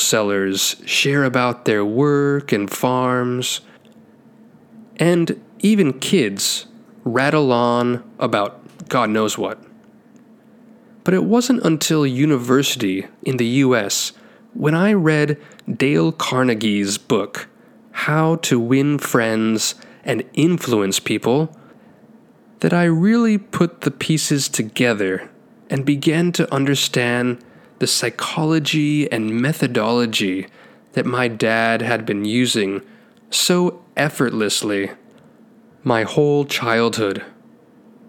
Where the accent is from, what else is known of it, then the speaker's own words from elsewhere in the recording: Taiwan; Growing up in Taiwan